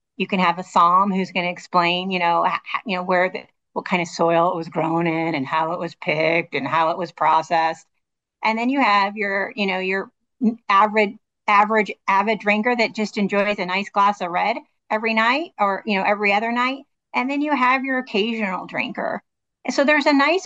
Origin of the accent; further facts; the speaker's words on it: Washington, United States; moved away as an adult; also born or lived in Modesto, California; I was born in Washington State, graduated from Washington State